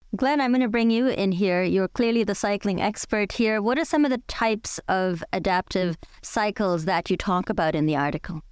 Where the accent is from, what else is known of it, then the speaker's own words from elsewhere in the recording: India; now in Toronto, Canada; I grew up in India